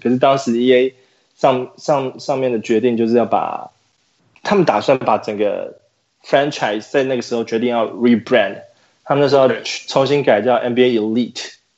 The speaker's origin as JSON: {"language": "Chinese", "country": "Taiwan", "said": "做 N B A Live 的团队里面不是只有我一个台湾人"}